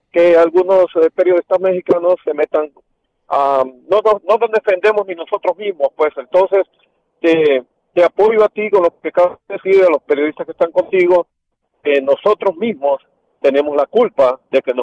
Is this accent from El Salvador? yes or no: yes; El Salvador; yo conozco muchos centroamericanos, yo soy salvadoreño, mi equipo es Sonsonate FC